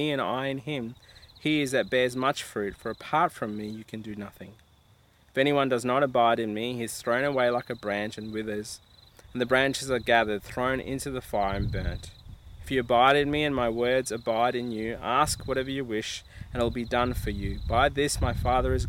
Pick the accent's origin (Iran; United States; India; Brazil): India; I'm Indian, and one of the things I used to love growing up at my house with my mum would cook the famous chicken curry